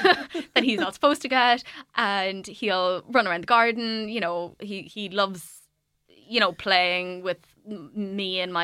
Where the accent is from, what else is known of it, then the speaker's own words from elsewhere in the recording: Waterford, Munster, Ireland; To be honest, it's been both, because I'm from Waterford.